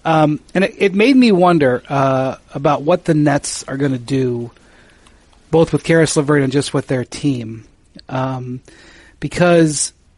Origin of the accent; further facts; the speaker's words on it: Akron, Ohio, United States; It's one of the most proud things that we had from my hometown of Akron was the Goodyear blimp.